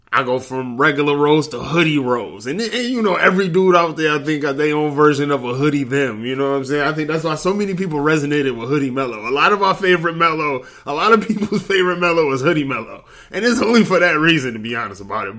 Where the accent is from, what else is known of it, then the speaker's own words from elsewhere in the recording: Detroit, Michigan, United States; I'm from Detroit.